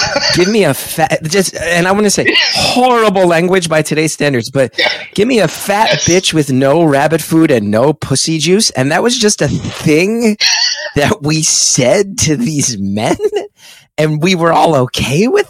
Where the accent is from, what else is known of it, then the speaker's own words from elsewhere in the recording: West Orange, New Jersey, United States; I'm 14 from West Orange